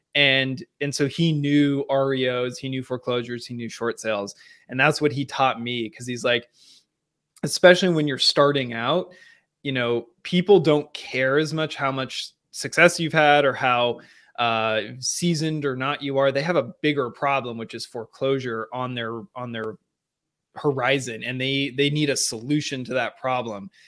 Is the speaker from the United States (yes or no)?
yes; Seattle, Washington, United States; moved away; I grew up in a, uh, different part of the country, Seattle, Washington specifically.